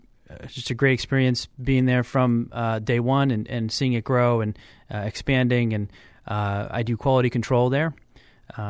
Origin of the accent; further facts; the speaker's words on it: Goffstown, New Hampshire, United States; So I grew up in Goffstown, but I went to school here in Manchester.